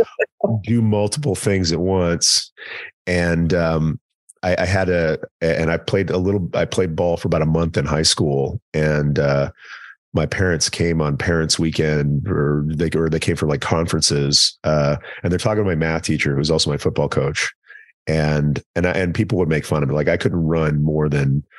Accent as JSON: {"language": "English", "region": "East Texas", "country": "United States", "tie": "born or raised there", "also_born_or_lived": "Commerce, Texas", "said": "I'm from East Texas, and like being a kid in small town Texas who's not good at sports"}